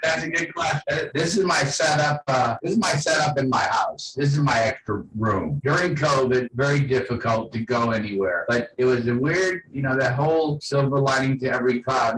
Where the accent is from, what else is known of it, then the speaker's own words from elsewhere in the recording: New Orleans, Louisiana, United States; I grew up in New Orleans, a port city during the 70s